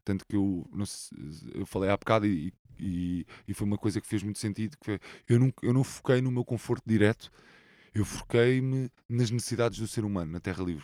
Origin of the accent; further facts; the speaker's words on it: Lisbon, Portugal; Sou um sou saloio, né? Cresci é. aqui nesta zona